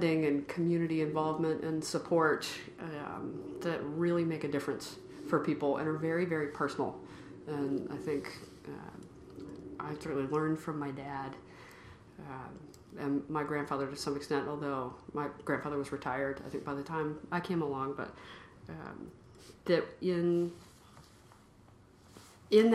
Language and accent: English; Columbia, Tennessee, United States; moved away as an adult; also born or lived in Washington, D.C. / Cambridge, Massachusetts; now in Massachusetts, United States; I'm from Columbia, Tennessee, which is a not all that small town. It's about an hour south of Nashville, right smack in the middle of Tennessee. It's where my mother's family has been for a number of generations. Grew up on a farm